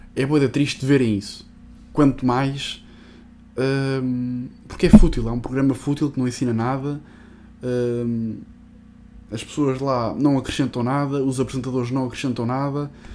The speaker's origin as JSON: {"language": "Portuguese", "country": "Portugal", "said": "nós, num país destes, que nós temos a tradição da luta"}